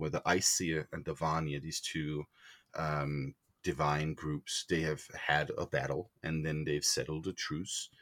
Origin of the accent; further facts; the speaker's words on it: Denmark; moved away as an adult; also born or lived in Greenland; now in Boulder, United States; I was born in Denmark, but lived a good chunk of my childhood in Greenland. And when we moved back to Denmark